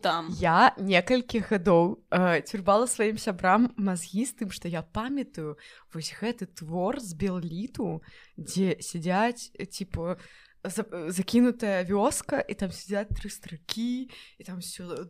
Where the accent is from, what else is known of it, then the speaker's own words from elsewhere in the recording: Belarus; я беларуская